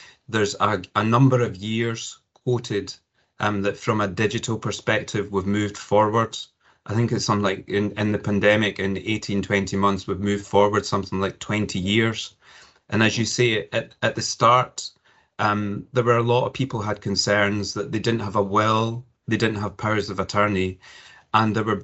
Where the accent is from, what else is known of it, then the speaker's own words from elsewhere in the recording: Cumbernauld, Scotland, United Kingdom; So I was born and educated in Cumbernauld, not far from Glasgow.